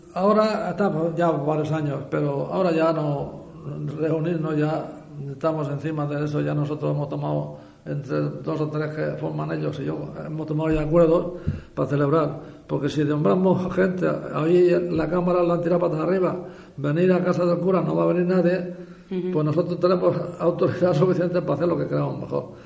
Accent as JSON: {"language": "Spanish", "town": "Guardamar del Segura", "region": "Valencian Community", "country": "Spain", "tie": "born or raised there", "moved": "yes", "lives_now": "San Miguel de Salinas, Spain", "said": "Mi madre era de Guardamar. Y yo era el primer nieto de mi abuelo, claro, y yo me crié en Guardamar"}